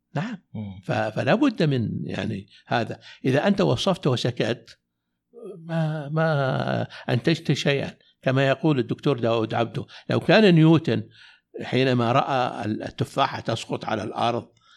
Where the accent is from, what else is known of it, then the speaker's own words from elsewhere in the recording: Najd, Saudi Arabia; عندنا في نجد